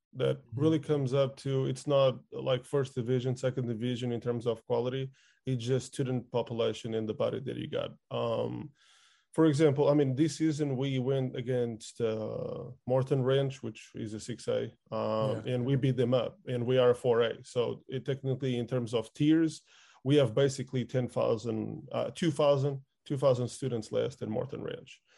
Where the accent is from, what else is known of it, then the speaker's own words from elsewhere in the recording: outskirts of Lisbon, Portugal; I lived in the outskirts of Lisbon, which is the capital